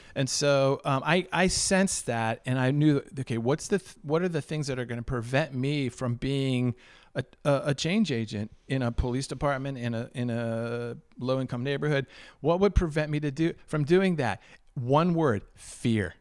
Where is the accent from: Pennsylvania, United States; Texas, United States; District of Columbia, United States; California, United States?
District of Columbia, United States; Washington; I was born and raised in Washington, D C